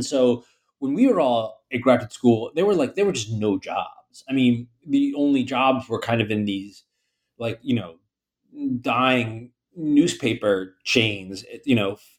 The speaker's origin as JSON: {"language": "English", "town": "Baltimore", "region": "Maryland", "country": "United States", "tie": "born or raised there", "also_born_or_lived": "Philadelphia / Bay Area, California", "moved": "as an adult", "lives_now": "New York, United States", "said": "I grew up in Baltimore, Maryland, which is, I don't know, maybe 300 or so miles south of here. And, you know, lived in Philadelphia for college, in sort of California"}